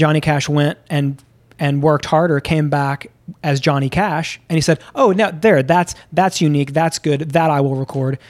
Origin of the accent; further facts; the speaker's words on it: Memphis, Tennessee, United States; moved away; also born or lived in Houston, Texas; I grew up in the South. I grew up in, uh, Memphis and then in Houston